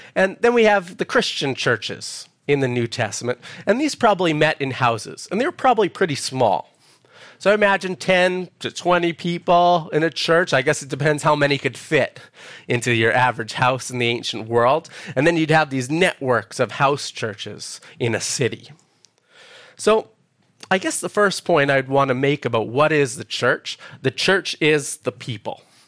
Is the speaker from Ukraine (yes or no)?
no; Edmonton, Alberta, Canada; moved away as an adult; now in Perth, Australia; I'm originally from Edmonton, Alberta, Canada